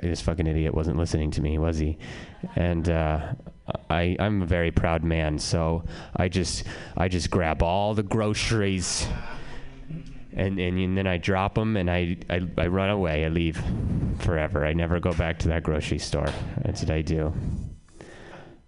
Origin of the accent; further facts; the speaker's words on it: Reno, Nevada, United States; now in San Francisco, United States; I'm from Reno, born and raised. Well, raised.